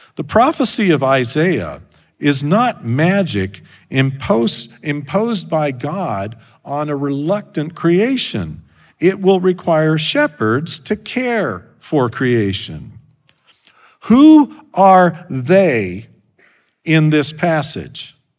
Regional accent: Idaho, United States; moved away; I grew up in Idaho

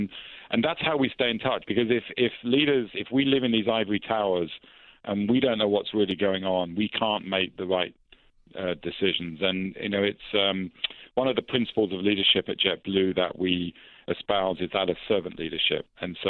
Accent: London, United Kingdom

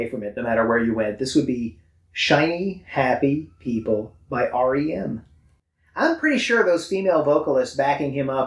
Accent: United States; I know, but I'm American. I'm supposed to say that.

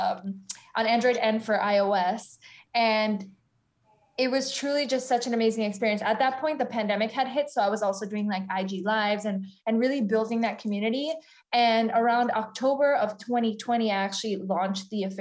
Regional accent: South Florida, United States; moved away as an adult; also born or lived in Argentina; now in New York City, United States; I'm from South Florida

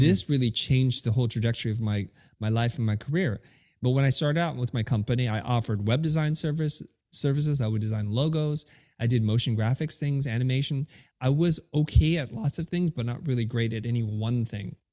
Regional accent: United States; English is a second language; I grew up in America

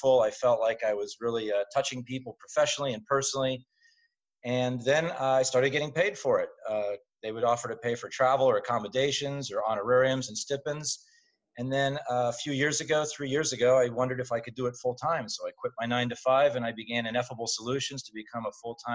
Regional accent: Central Ohio, United States; Born and raised in Central Ohio

